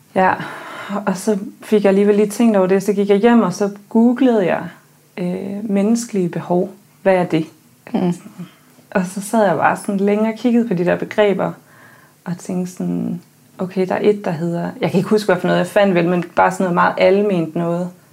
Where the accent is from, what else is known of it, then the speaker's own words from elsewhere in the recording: countryside outside Aarhus, Central Denmark Region, Denmark; jeg er født og opvokset på landet uden for Aarhus